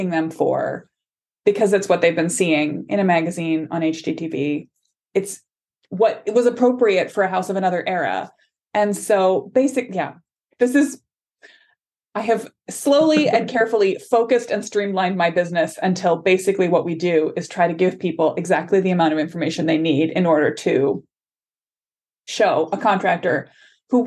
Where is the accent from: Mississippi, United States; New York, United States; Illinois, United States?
Illinois, United States; Chicago suburbs; I grew up in the Chicago suburbs